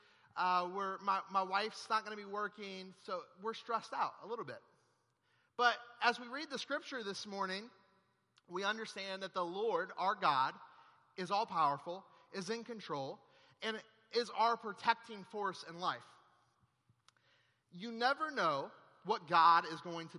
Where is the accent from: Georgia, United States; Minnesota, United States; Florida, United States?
Florida, United States; also born or lived in Monroe, Louisiana; I flew back home here to Florida